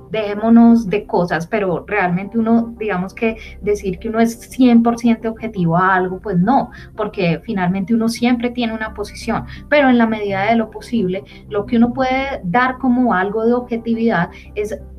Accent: Colombia; como ciudadanos colombianos

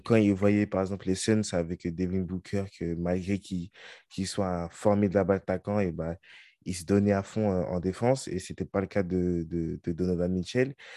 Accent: France; nous, on est français

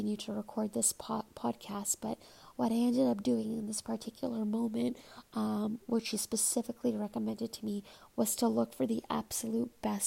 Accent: Toronto, Ontario, Canada; I'm from Toronto

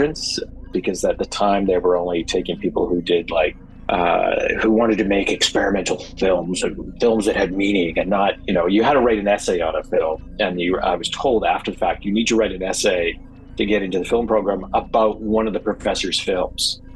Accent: Canada; moved away as an adult; also born or lived in Vancouver; now in Los Angeles, United States; Growing up in Canada

